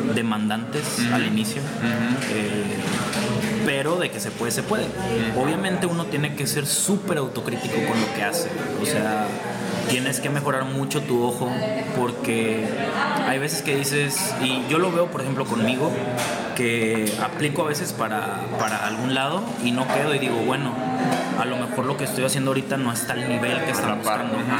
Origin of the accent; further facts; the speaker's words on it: Mexico; como mexicano